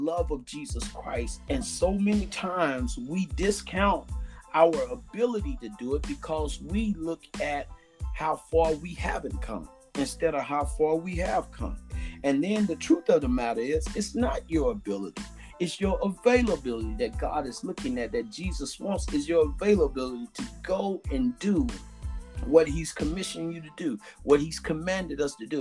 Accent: the South, United States; I'm from the South, down in the country, we say another further

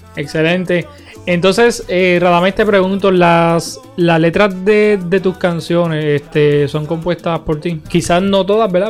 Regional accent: Utuado, Puerto Rico; nosotros los utuadeños

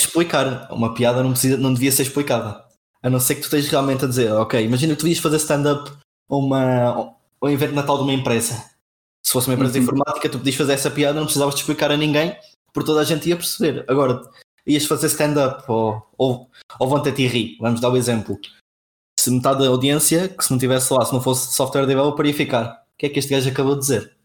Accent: Castelo Branco, Centro, Portugal; now in Coimbra, Portugal; eu sou de Castelo Branco, é a morar em Coimbra neste momento

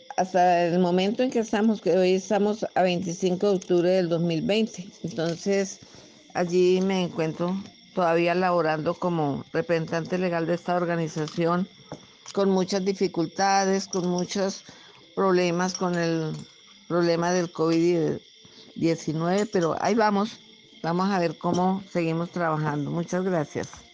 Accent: Anzoátegui, Tolima, Colombia; also born or lived in Venadillo, Tolima; Me regresé a vivir a mi tierra natal, Santa Rita, del municipio de Anzuate y Tolima

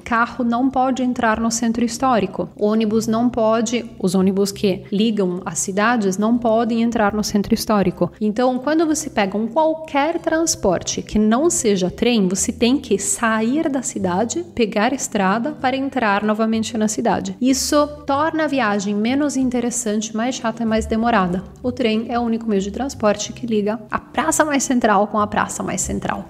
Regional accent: Bergamo, Lombardy, Italy; Portuguese is a second language; eu sou de Bergamo, fica no norte da Itália, pertinho de Milão

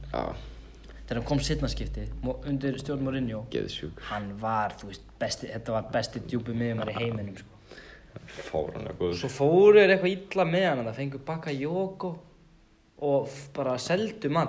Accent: Serbia; now in Iceland; ég er frá Serbíu

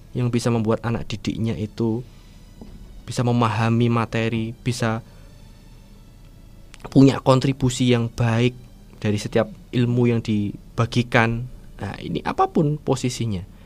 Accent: Wonogiri, Central Java, Indonesia; saya eh, lahir di, di Wonogiri di Kabupaten Wonogiri kemudian saya ya dewasa di Wonogiri bersekolah dari TK, SD, SMP, SMA juga di Wonogiri

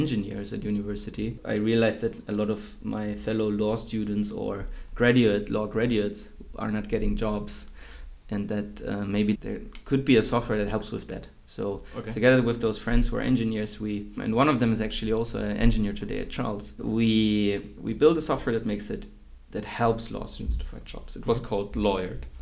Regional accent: Würzburg, Bavaria, Germany; also born or lived in Tomsk, Russia / Heidelberg; I grew up in Würzburg, a German town, a German city, not too big, until I started studying law in Heidelberg

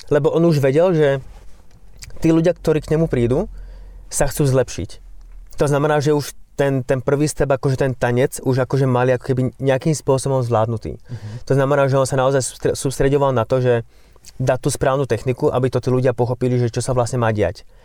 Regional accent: Slovakia; also born or lived in London; som momentálne už doma na Slovensku

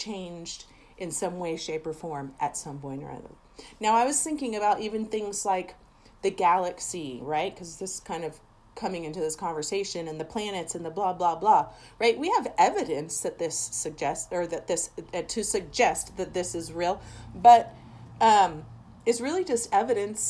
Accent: Seattle, Washington, United States; I am originally from Seattle. Well, originally. Spent the last 30 years there

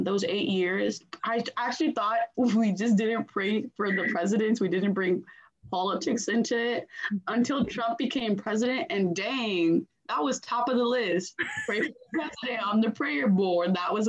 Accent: Nigeria; now in United States; I remember like the church people asked us, oh, where are you guys from? We're from Nigeria. And then one of the ladies like that helps run the church, she was like, do you mind dressing in your native wear and dancing through the pews on cultural day?

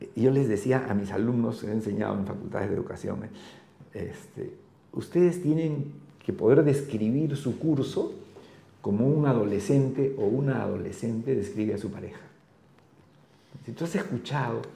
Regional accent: Lima, Peru; Yo soy de Lima

